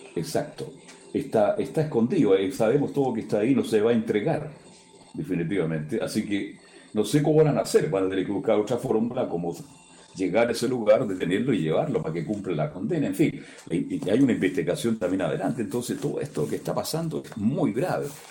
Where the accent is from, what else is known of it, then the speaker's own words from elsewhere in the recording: Chile; soy muy chileno, muy chileno